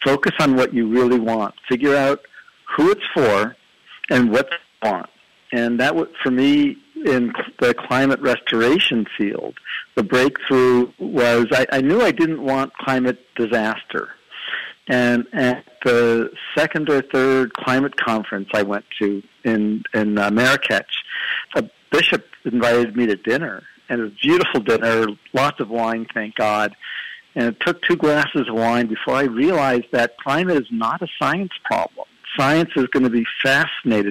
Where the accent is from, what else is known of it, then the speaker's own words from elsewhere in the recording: East Coast, United States; I grew up on the East Coast